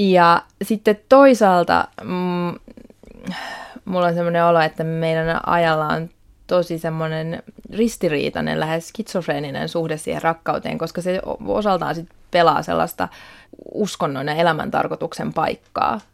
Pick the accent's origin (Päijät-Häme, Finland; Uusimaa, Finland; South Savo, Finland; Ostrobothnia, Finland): Uusimaa, Finland; Helsinki; Mä oon syntynyt Helsingissä, olen siis kotoisin täältä